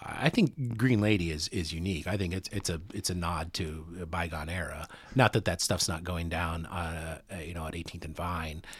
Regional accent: United States; also born or lived in Kansas City; I'm, I'm from the States

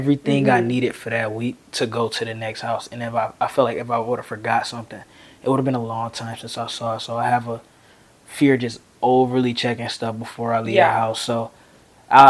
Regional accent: Detroit, Michigan, United States; I'm from Detroit, Michigan

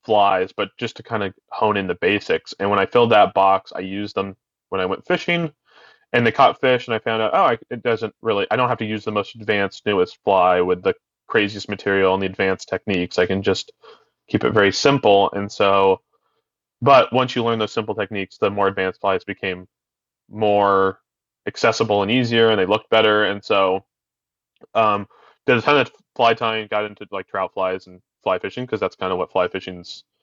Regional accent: Albany, Oregon, United States; I had a local fly shop where I grew up in Albany, Two Rivers Fly Shop

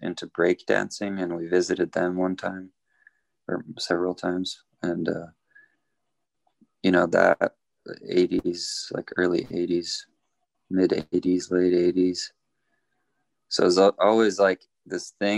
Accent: Norway; now in Southern California, United States; I was born in Norway

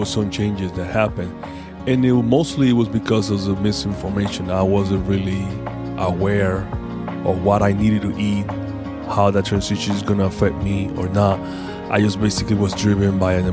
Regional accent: Panama; I'm from Panama.

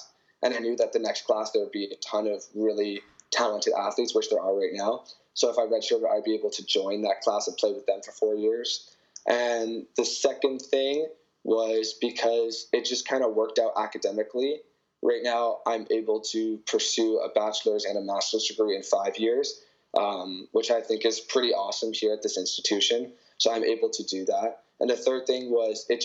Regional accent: Canada; accent: Canadian; moved away as an adult; now in California, United States; I have a Canadian accent

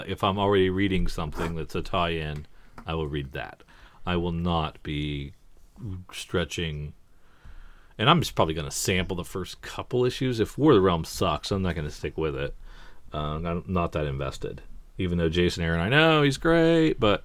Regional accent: England, United Kingdom; But because I'm an English person, it's okay that I say manga.

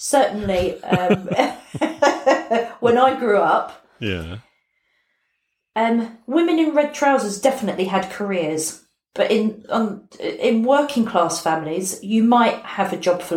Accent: London, United Kingdom; I was born in London, in Battersea, just off Battersea High Street

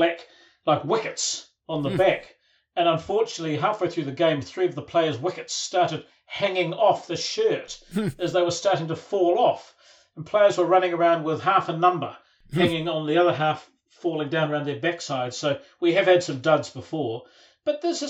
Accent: Christchurch, Canterbury, New Zealand; born and bred in Christchurch.

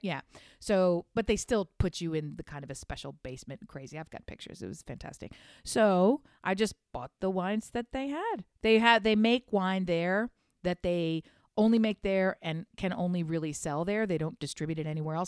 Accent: United States; being an American

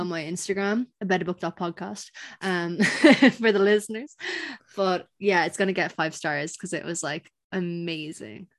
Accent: Ireland; I'm Irish

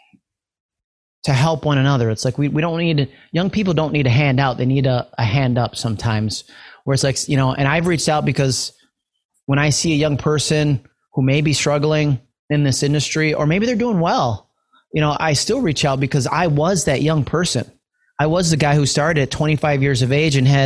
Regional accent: New York, United States; I'm from New York

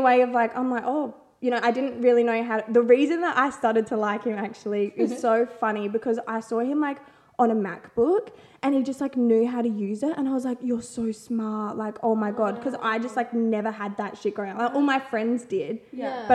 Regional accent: Barossa, South Australia, Australia; also born or lived in Waikerie, South Australia; now in Adelaide, Australia; I grew up in the Barossa.

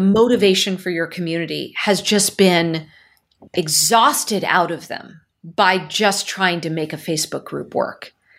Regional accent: Silicon Valley, California, United States; I'm born and raised in Silicon Valley

